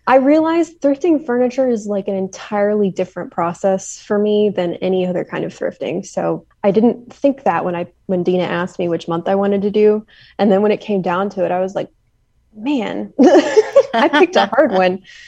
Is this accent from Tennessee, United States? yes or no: yes; Nashville, Tennessee, United States; now in Knoxville, United States; I'm from the Nashville area originally